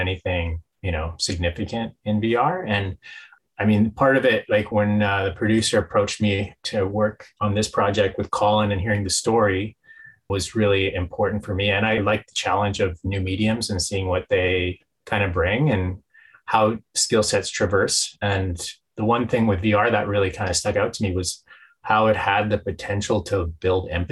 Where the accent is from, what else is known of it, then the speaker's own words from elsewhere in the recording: Winnipeg, Manitoba, Canada; now in Toronto, Canada; Cree from Manitoba. I grew up in Winnipeg